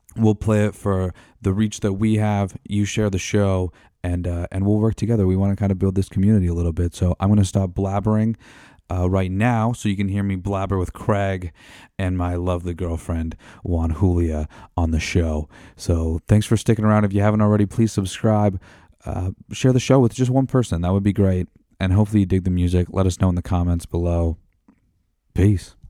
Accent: Canada; We're Canadian

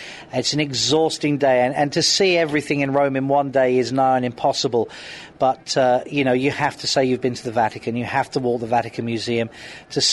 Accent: United Kingdom; I'm a sort of a European, even though being British, we pretend we're not European.

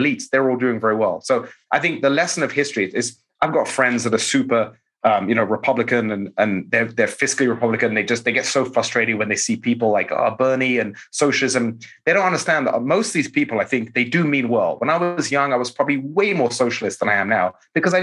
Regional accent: England, United Kingdom; now in United States; I'm an immigrant from England

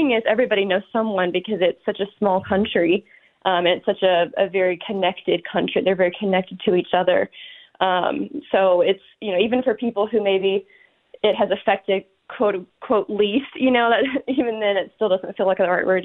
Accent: United States; we're from the United States

